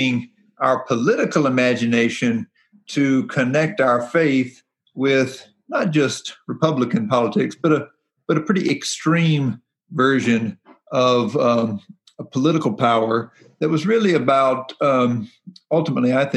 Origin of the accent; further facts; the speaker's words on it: Mount Airy, North Carolina, United States; So I was born in Tobacco Country in North Carolina, just down the road from Mayberry